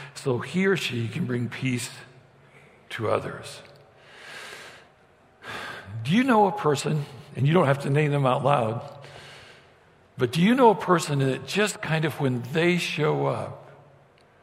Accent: Idaho, United States; moved away; growing up in Idaho

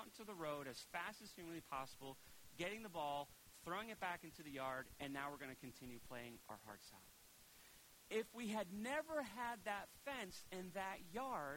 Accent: Preston, Connecticut, United States; I loved growing up in Preston

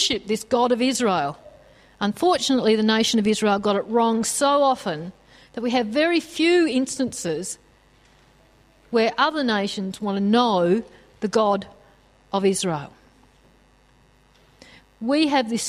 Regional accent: Australia; us as Australian Christians

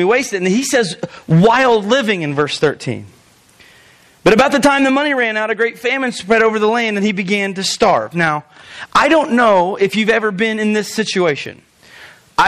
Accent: Albion, United States; I am from Albion.

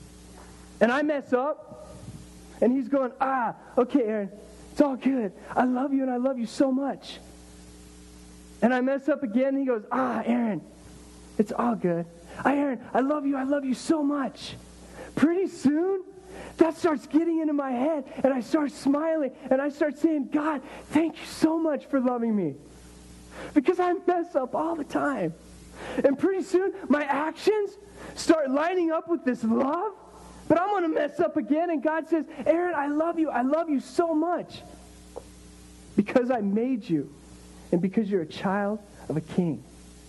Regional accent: Colorado, United States; also born or lived in Miami; I grew up in Colorado

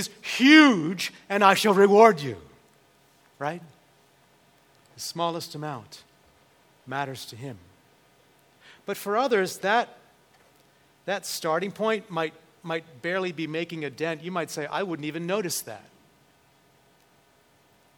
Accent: United States; us as American Christians

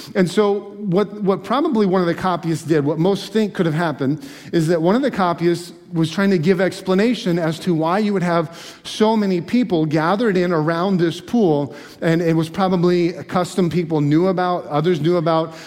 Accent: Alaska, United States; also born or lived in Michigan; now in Pennsylvania, United States; growing up in Alaska

